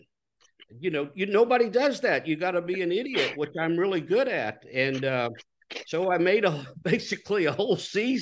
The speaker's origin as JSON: {"language": "English", "region": "Texas", "country": "United States", "tie": "born or raised there", "said": "I was born in Texas, reared in Texas"}